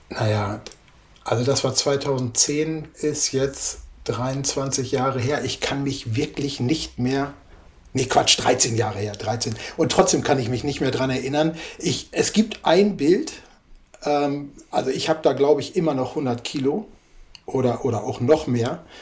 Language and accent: German; Nienburg, Lower Saxony, Germany; Ich komme aus Nienburg an der Weser. Hier ist ja Nienburger Spargel.